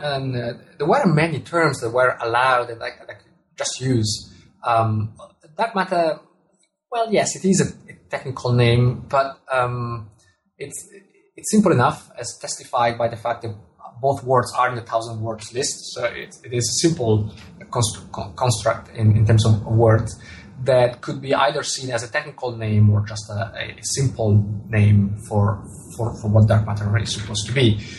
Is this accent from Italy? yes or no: yes; Italy; first language Italian; English is a second language; Well, telescope in Italian, which is my mother tongue, is masculine.